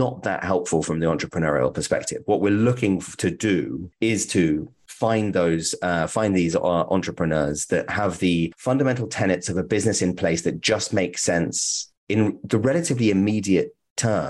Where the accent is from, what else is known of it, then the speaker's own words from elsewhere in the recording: United Kingdom; as a British person